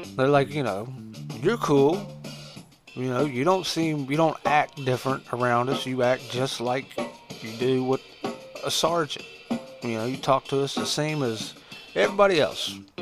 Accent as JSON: {"language": "English", "town": "Huntington", "region": "West Virginia", "country": "United States", "tie": "born or raised there"}